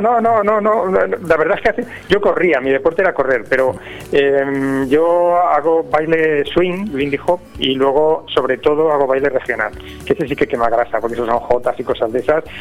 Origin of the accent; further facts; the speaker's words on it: Petrer, Valencian Community, Spain; also born or lived in Villajoyosa; yo soy de Petrer